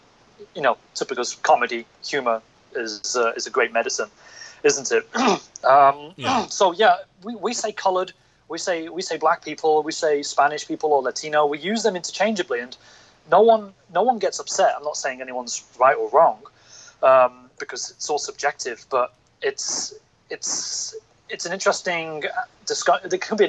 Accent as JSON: {"language": "English", "region": "North of England", "country": "United Kingdom", "tie": "born or raised there", "accent": "northern", "moved": "as an adult", "lives_now": "Hong Kong", "said": "I grew up in the North of England, and we are just really blunt."}